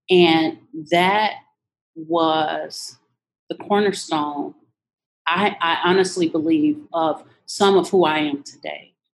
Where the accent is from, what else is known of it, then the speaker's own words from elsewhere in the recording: Louisiana, United States; born there; I was born in Louisiana to a mom that, a teenage mom, and a teenage father.